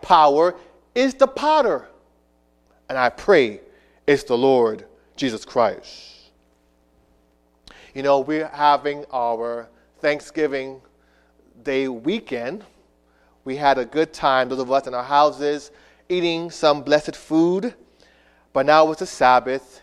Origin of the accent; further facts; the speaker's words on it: Miami, Florida, United States; also born or lived in New York; when I was a young boy growing up in South Florida